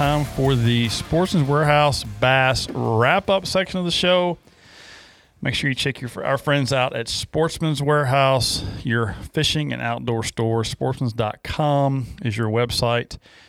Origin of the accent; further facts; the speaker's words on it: Danville, Virginia, United States; I grew up in Danville, about 2 hours south of you. So a couple of Virginia boys here.